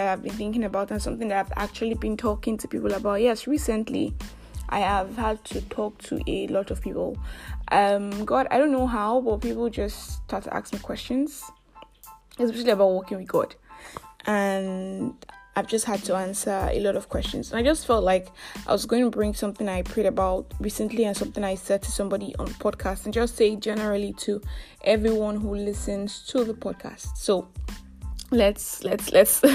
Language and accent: English; Nigeria; I'm that Nigerian Christian talkaholic